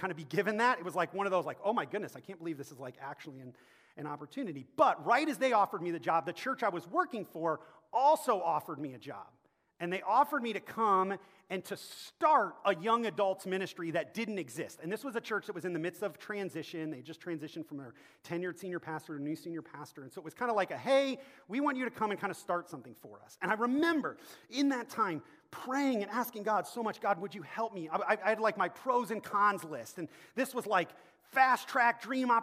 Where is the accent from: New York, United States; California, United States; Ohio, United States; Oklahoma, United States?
Ohio, United States; Akron; moved away as an adult; back in my hometown of Akron, Ohio